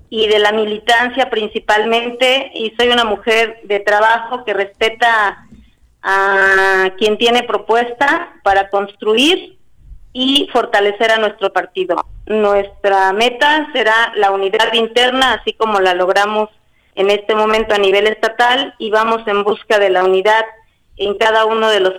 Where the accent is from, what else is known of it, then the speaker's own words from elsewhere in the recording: Ayala, Morelos, Mexico; vengo del municipio de Ayala, zapatista, soy revolucionaria